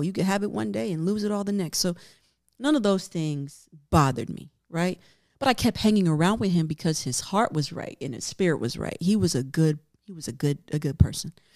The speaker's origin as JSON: {"language": "English", "region": "New York", "country": "United States", "said": "I'm from New York"}